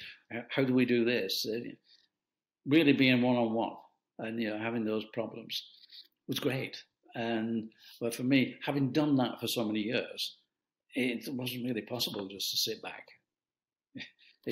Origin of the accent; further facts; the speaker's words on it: United Kingdom; I'm a Brit, I'm a European